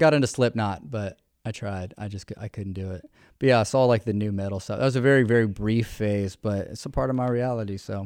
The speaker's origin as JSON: {"language": "English", "town": "Richmond", "region": "Virginia", "country": "United States", "tie": "born or raised there", "also_born_or_lived": "Denver, Colorado", "moved": "as an adult", "said": "I've born and raised in Richmond."}